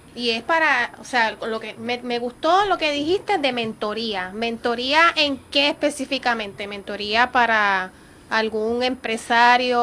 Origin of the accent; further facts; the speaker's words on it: Puerto Rico; nosotros como puertorriqueños